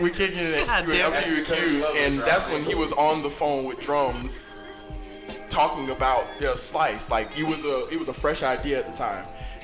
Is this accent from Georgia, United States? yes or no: yes; Atlanta, Georgia, United States; I'm born and raised in Atlanta, by way of East Point, South Fulton, Cleveland Avenue.